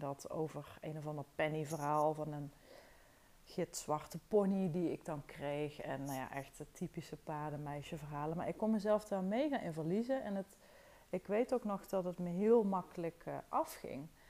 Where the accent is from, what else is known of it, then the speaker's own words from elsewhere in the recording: Wessem, Limburg, Netherlands; Ik ben opgegroeid in het dorpje Wessem. Dat is echt een paar kilometer van Toorn vandaan